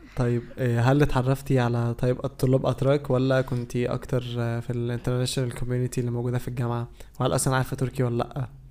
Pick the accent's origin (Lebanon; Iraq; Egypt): Egypt; now in Istanbul, Turkey; عندنا في مصر